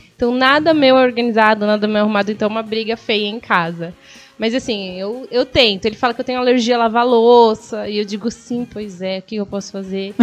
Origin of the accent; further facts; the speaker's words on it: Guarulhos, São Paulo, Brazil; sou de Guarulhos, mas eu amo ser guarulhense de verdade